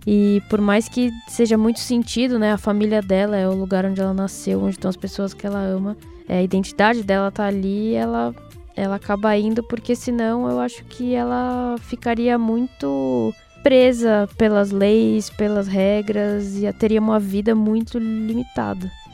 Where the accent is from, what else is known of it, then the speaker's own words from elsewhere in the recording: Brazil; moved away; quando eu saí do Brasil, eu não era mais amarela, eu era uma brasileira